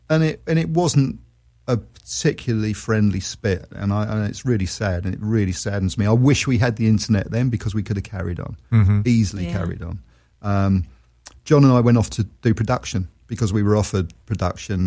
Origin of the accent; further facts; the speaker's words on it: London, United Kingdom; moved away as an adult; also born or lived in Australia; I'm a Londoner, always will be